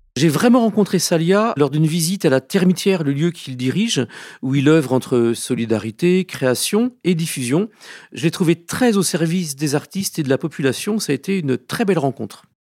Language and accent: French; Burkina Faso; je viens du Burkina Faso